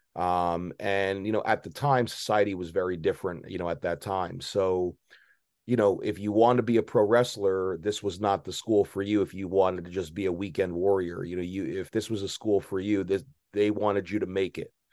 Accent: Maplewood, New Jersey, United States; now in South Jersey, United States; I grew up in a uh, middle class town called Maplewood, New Jersey.

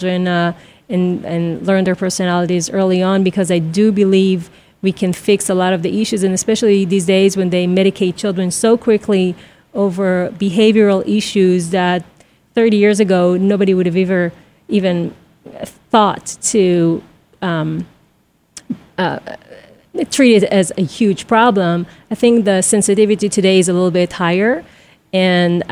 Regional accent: Israel; moved away; I'm from Israel, so I would come home, throw my backpack, leave the house until some mother would scream at one of us

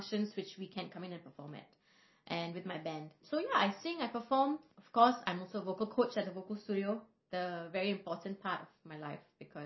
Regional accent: Singapore; I was born here in Singapore

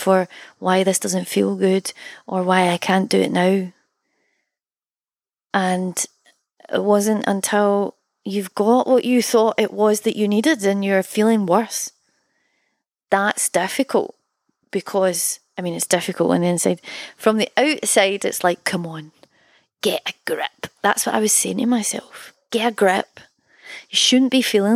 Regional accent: Scotland, United Kingdom; also born or lived in Berlin, Germany; to be from a country that offers artists financial help

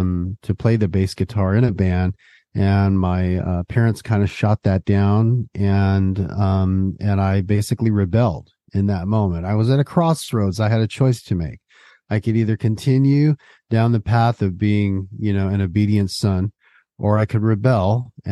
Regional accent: West Covina, California, United States; also born or lived in San Gabriel; I was born in San Gabriel, California, which is in Southern California, and I was pretty much raised the majority of my childhood in a suburb just outside of Los Angeles called West Covina.

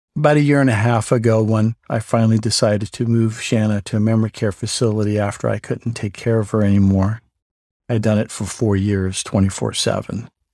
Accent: New York City, New York, United States; also born or lived in Southern California; now in Gilbert, United States; I was born in the Bronx, New York

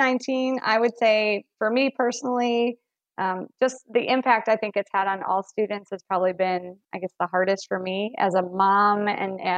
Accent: Chicago, Illinois, United States; moved away; we have these stories of, you know, walking to school in the snow, and they can't believe that because I'm from Chicago.

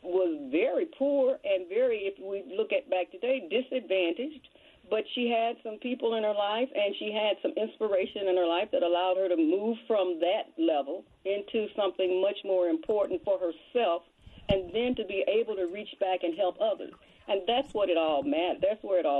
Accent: United States; I was born and raised in Mill Creek, and my family lived in Mill Creek until I was 17.

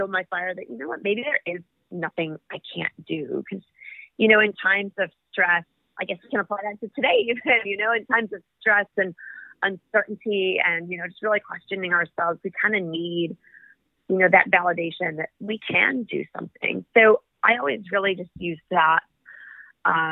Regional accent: California, United States; I come from California.

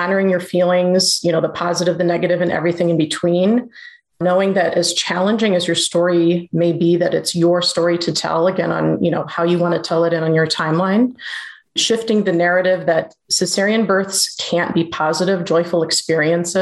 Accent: Cleveland, Ohio, United States; Born and raised in Cleveland, Ohio. Still live here, if you can't tell by the accent.

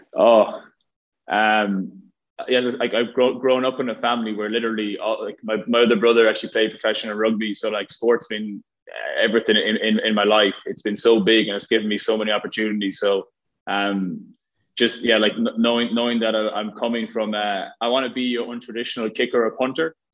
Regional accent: Ireland; moved away as an adult; from Ireland, uh, growing up in Ireland

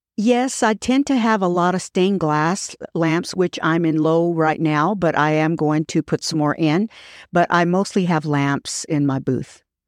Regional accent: Fort Worth, Texas, United States; I was born and raised here

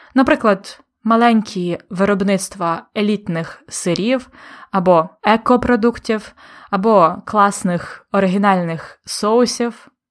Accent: Polonne, Khmelnytskyi Oblast, Ukraine; moved away as an adult; у моєму рідному місті, в Полонному

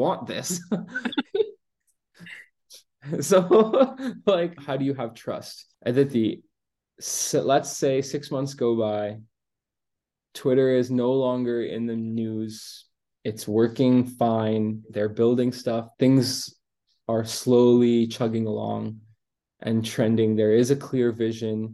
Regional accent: Canada; I'm Canadian

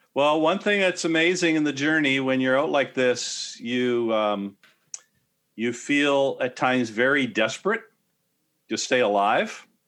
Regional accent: Canada; I am a Canadian

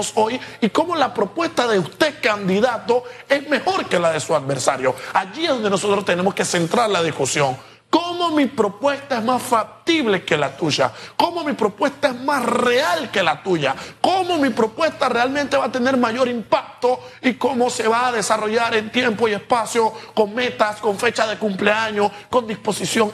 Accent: Panama; Nosotros como panameños

